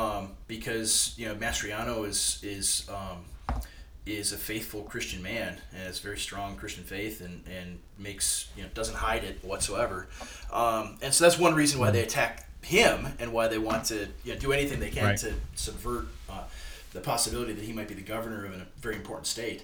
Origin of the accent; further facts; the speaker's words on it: Waseca, Minnesota, United States; I'm ministering in my hometown of Waseca, Minnesota, and it's where I grew up